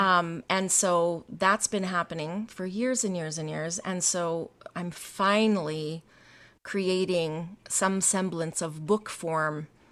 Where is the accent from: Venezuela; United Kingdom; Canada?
Canada; the Canadian prairies; I grew up in Canada, um, in, on the prairies in a very small town